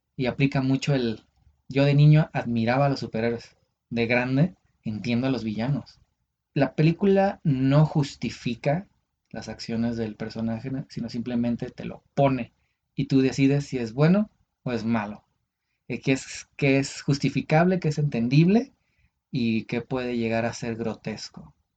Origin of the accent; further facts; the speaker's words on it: Uruapan, Michoacán, Mexico; moved away; ese era un viaje a mi pueblo, era, iba a Uruapan.